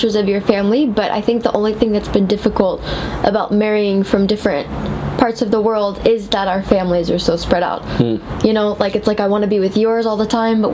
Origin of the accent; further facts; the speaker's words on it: United States; now in France; I'm American, but, like, behind that, like, Swedish, Irish, a little bit of French